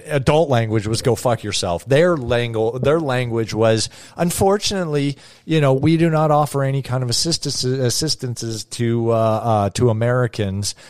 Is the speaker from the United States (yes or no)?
no; Canada; growing up in Canada.